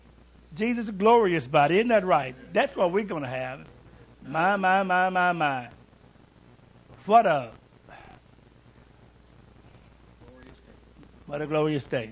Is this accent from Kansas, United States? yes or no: no; Louisville, Kentucky, United States; I'm from Louisville, too. And we'd be riding the bus going to school